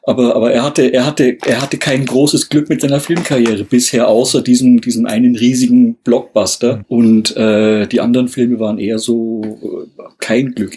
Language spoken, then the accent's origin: German; Germany; bei uns in Deutschland